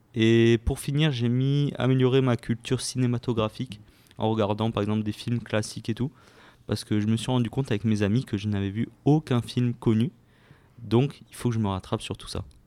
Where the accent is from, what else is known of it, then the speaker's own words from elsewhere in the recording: France; je suis français